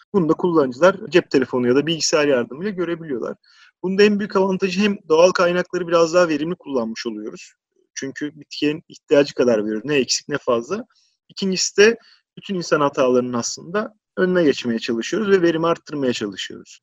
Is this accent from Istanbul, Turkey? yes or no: yes; Istanbul, Turkey; ben İstanbul doğumluyum.